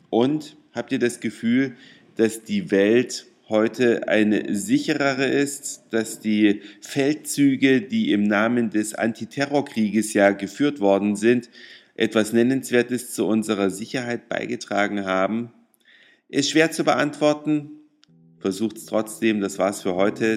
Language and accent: German; Germany; als Deutsche